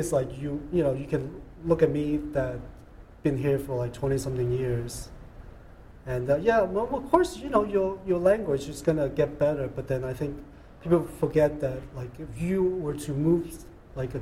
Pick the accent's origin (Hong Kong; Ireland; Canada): Hong Kong; English is a second language; now in United States; growing up in Hong Kong and come here and assimilation.